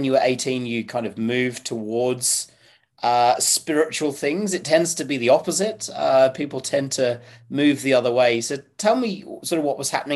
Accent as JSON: {"language": "English", "town": "Nottingham", "region": "East Midlands", "country": "United Kingdom", "tie": "born or raised there", "said": "I was born over in Nottingham"}